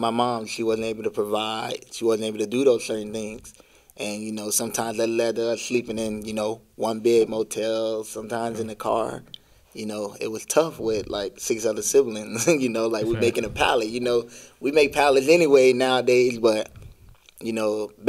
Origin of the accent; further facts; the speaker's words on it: Broward County, Florida, United States; also born or lived in Miami, Florida; I was born in Miami and raised in Broward County